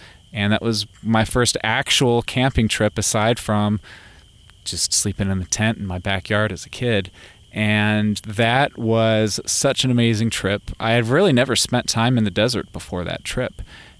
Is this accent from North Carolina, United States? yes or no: no; Kentucky, United States; moved away as an adult; also born or lived in Ohio / Florida; now in California, United States; I grew up in Kentucky. I spent a little bit of my young childhood life in Ohio. I don't really have too many memories of Ohio, but I grew up in Kentucky. You know, that's a big mecca for caving